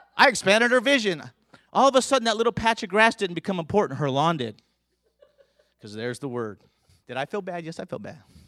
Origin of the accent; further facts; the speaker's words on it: Southern California, United States; I grew up in Southern California